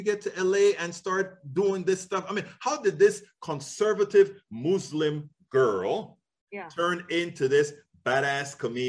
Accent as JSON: {"language": "English", "country": "Panama", "moved": "yes", "lives_now": "United States", "said": "I'm originally from Panama, so I speak English and Spanish and a few little permutations thereof."}